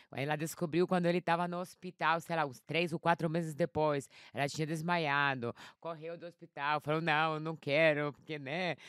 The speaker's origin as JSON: {"language": "Portuguese", "town": "Warsaw", "region": "Masovian Voivodeship", "country": "Poland", "tie": "born or raised there", "also_born_or_lived": "London", "second_language": "Portuguese", "moved": "yes", "lives_now": "São Paulo, Brazil", "said": "Eu sou polonesa, nasci lá em Varsóvia."}